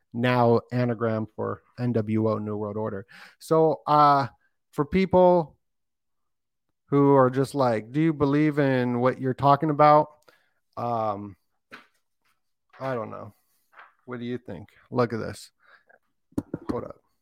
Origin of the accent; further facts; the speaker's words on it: Las Vegas, Nevada, United States; I'm from Vegas and I'm right by there